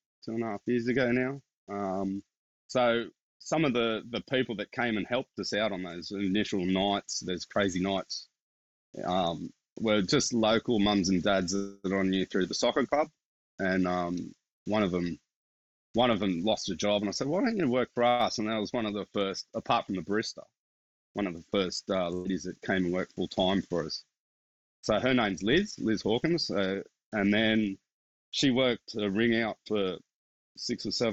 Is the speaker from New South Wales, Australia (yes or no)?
yes; Castle Hill, New South Wales, Australia; I came from Castle Hill, and like, I didn't know where Blacktown was growing up